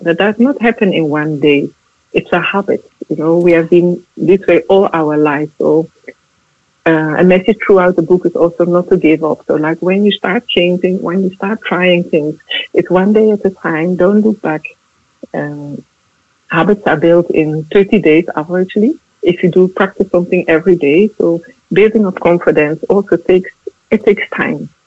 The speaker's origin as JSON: {"language": "English", "country": "Netherlands", "said": "I'm from the Netherlands."}